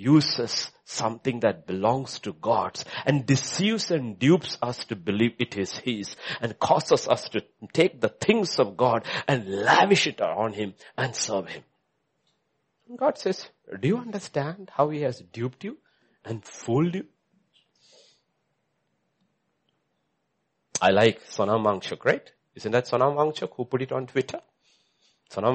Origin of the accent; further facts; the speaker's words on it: India; as an Indian